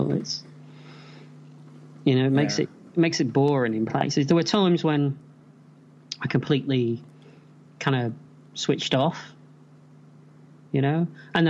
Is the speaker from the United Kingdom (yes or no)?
yes; England, United Kingdom; we were both English kids